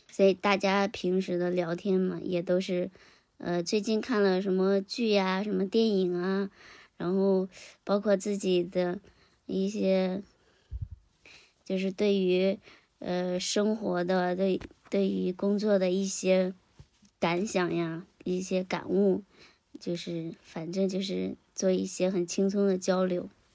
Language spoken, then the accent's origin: Chinese; Henan, China; 我呢，现在是，也是在一个小县城里面工作。嗯，是在我们家乡的，呃，河 河南一个，一个，一个小县城，属于，属于一种躺平生活吧